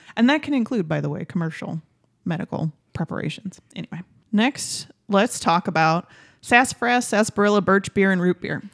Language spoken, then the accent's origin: English; Michigan, United States; first language English; because I grew up in Tim Hortons country. Michigan has, like, hundreds of Tim Hortons.